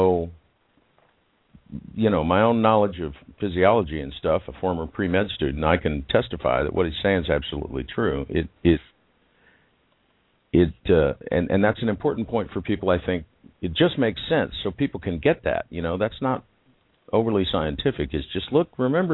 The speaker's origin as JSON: {"language": "English", "town": "Houston", "region": "Texas", "country": "United States", "tie": "born or raised there", "said": "I grew up in River Oaks"}